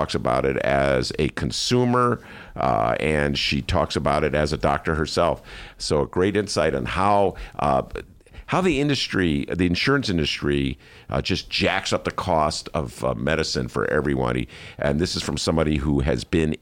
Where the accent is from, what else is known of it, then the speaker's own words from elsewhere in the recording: Evanston, Illinois, United States; were both Evanston residents, or we grew up in Evanston